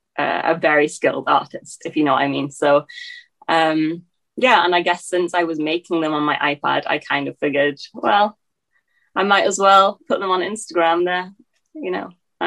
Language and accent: English; England, United Kingdom; now in Scotland; because I kind of grew up as a young kid in England, it's probably skewed my accent. Then I moved to Scotland. So I have been in Scotland since then.